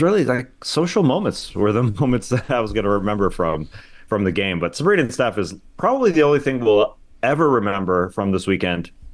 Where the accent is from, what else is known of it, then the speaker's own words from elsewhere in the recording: Canada; I'm a Canadian.